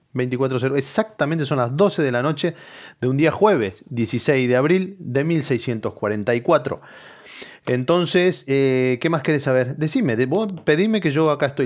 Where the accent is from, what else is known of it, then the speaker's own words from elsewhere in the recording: Moreno, Buenos Aires Province, Argentina; moved away; la ciudad de donde salimos de la provincia de Buenos Aires, que es, que es de Moreno